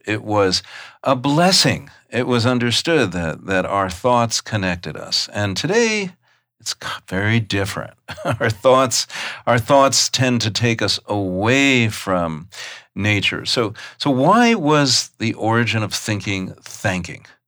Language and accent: English; New York, United States; I grew up in New York.